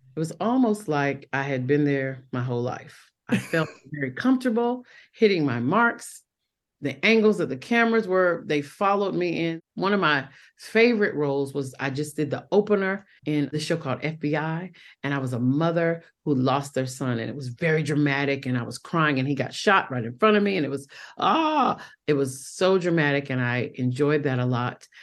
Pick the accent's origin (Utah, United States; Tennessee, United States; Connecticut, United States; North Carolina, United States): North Carolina, United States; Fayetteville; accent: Southern; moved away as an adult; also born or lived in Rochester, New York / New York; So my home is Fayetteville, North Carolina